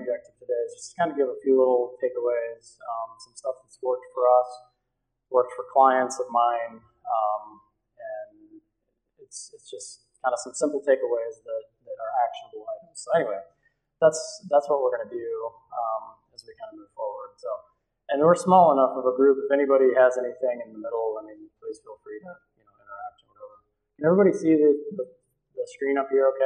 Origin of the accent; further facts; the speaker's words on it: Battle Creek, Michigan, United States; I grew up in Battle Creek, so not too far from here.